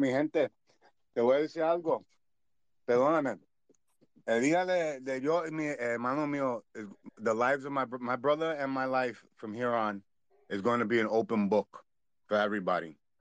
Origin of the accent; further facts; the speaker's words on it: Puerto Rico; nosotros boricua